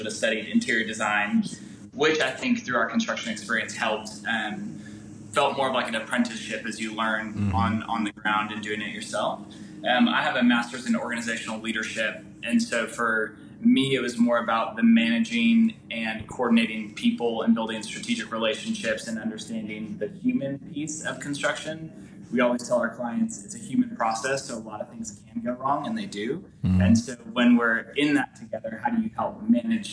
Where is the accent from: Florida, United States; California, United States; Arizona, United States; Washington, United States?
California, United States; just outside of Santa Barbara, Southern; now in Fort Worth, United States; I'm from Southern California and grew up just outside of Santa Barbara